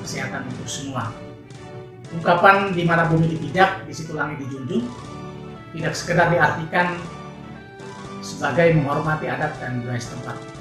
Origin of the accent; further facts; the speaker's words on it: Indonesia; now in East Flores, Indonesia; Saya berasal dari Kabupaten Mempata dan saat ini saya tinggal di Kabupaten Flores Timur